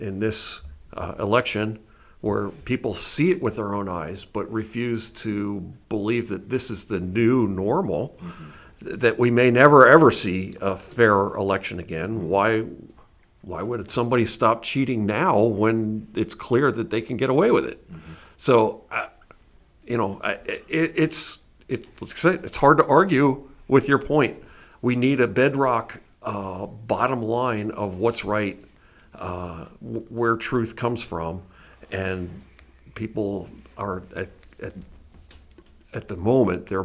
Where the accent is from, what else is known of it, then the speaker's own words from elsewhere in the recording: Pennsylvania, United States; I grew up in here in Pennsylvania